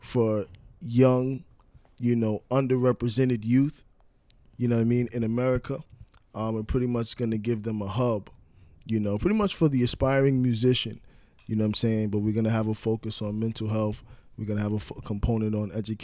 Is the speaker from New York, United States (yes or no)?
yes; New York City, New York, United States; from the Bronx, New York